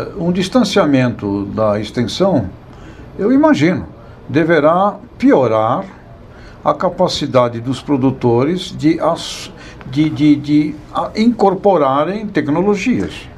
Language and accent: Portuguese; Asturias, Spain; moved away; Lá na minha região da Espanha, Astúrias, cultura da maçã, cultura da cidra